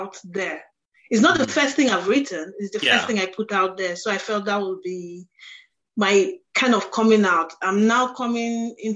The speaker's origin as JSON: {"language": "English", "country": "Nigeria", "said": "where I'm from, because I'm Nigerian"}